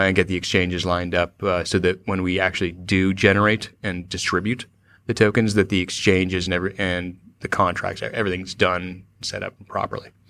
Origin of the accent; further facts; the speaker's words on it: Cupertino, California, United States; moved away; also born or lived in San Francisco; I was born and raised in Cupertino